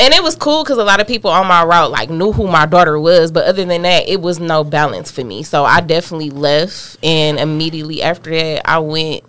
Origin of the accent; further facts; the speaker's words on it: United States; I'm from the West Side